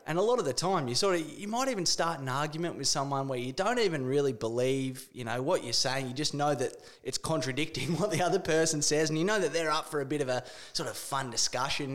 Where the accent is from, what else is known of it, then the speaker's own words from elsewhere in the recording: Australia; being an Australian